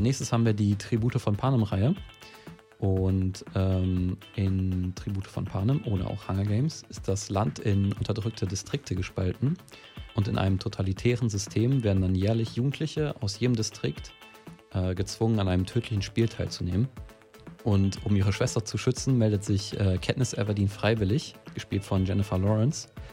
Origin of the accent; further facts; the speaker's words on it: near Recklinghausen, North Rhine-Westphalia, Germany; Recklinghausen ist von meiner Heimat auch gar nicht mal so weit weg. Ich glaube, es sind 20, 30 Minuten